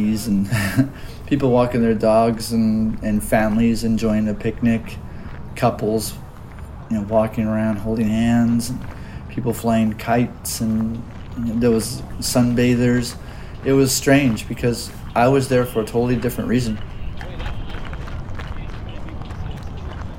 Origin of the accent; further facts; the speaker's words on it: Auburn, Washington, United States; I was born in 1965 in Auburn, Washington, very near the present-day Muckleshoot Reservation